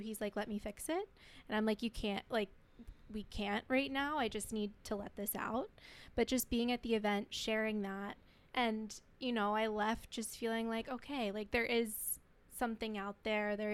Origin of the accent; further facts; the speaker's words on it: Pennsylvania, United States; Um, I'm not from here either. I'm from Pennsylvania